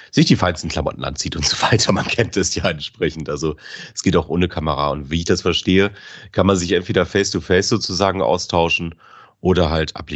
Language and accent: German; Bremen, Germany; ich komme ja aus Bremen, so aus Interesse.